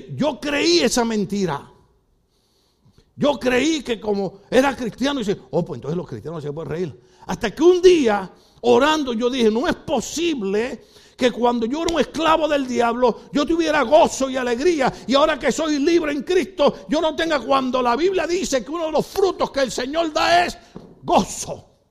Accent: Puerto Rico; moved away; En mi país es así

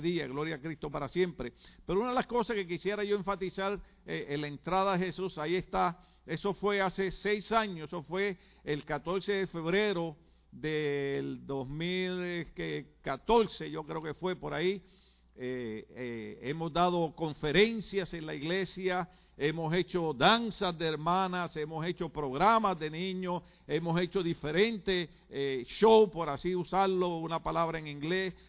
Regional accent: Puerto Rico; en mi país cuando hablamos y conversamos

